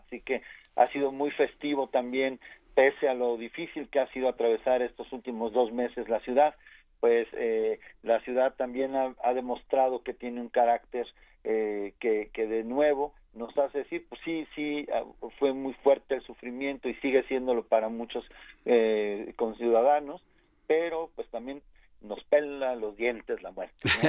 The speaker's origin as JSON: {"language": "Spanish", "region": "Mexico City", "country": "Mexico", "said": "como capitalinos y como mexicanos"}